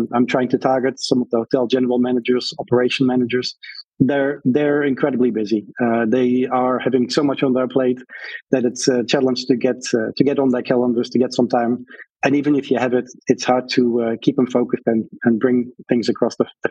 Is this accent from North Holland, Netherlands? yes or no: no; Breda, North Brabant, Netherlands; moved away as an adult; now in United States; They placed me in my hometown as a soldier, but at the Royal Military Academy